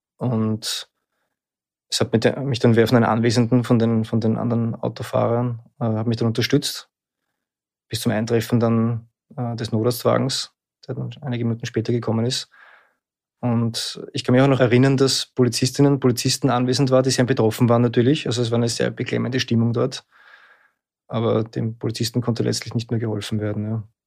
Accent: Lower Austria, Austria; now in Vienna, Austria; Ich bin in Niederösterreich aufgewachsen. Ich lebe in Wien.

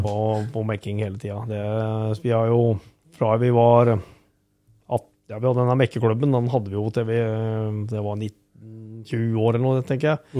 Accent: Skien, Telemark, Norway; er jeg født og oppvokst på Geitryggen, rett eh, i, i Skien

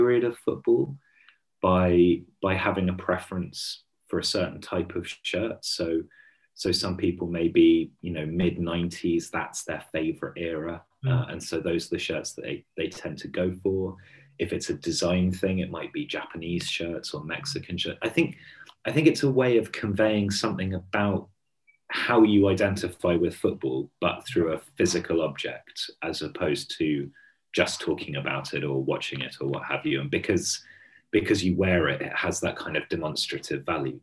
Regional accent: Hampshire, South East England, United Kingdom; moved away; I'm from Hampshire originally, and back there now, actually.

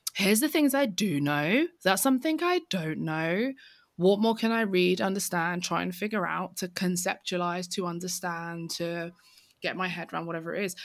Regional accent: London, United Kingdom; I grew up in East London.

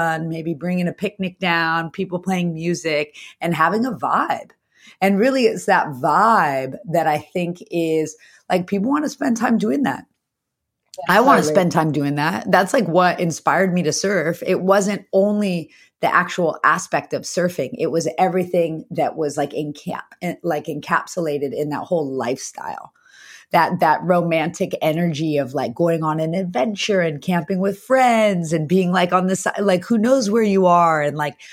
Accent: the Valley, Southern California, United States; I grew up in the Valley. I was a Valley kid surrounded by concrete

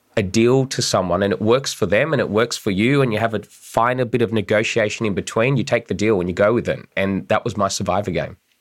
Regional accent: Bankstown, New South Wales, Australia; I'm a political operative. I'm from Bankstown

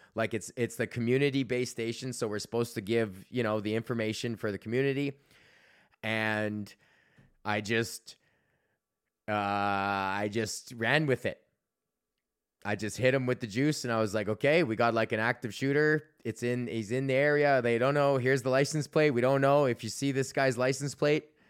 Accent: Canada; being Canadian

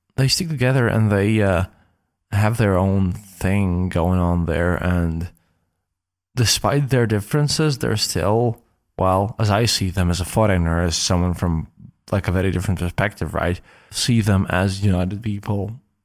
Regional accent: Latvia; I'm coming from Latvia, from the Baltics, where we don't have a lot of Muslims.

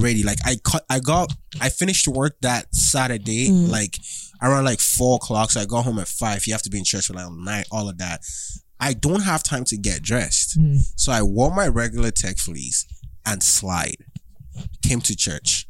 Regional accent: Nigeria; I'm Nigerian

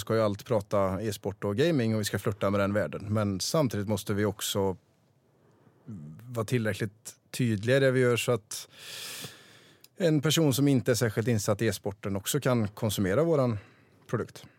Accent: Vara, Västra Götaland, Sweden; jag köpte en, en restaurang på, mm, i Vara, där jag kommer ifrån

